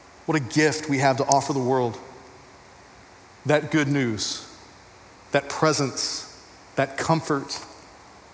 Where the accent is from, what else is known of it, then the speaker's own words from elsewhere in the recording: Texas, United States; I'm a Texan